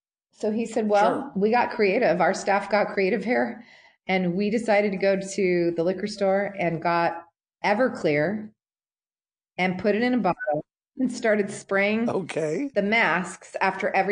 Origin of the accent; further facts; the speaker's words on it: Portland, Oregon, United States; moved away as an adult; also born or lived in Los Angeles; my hometown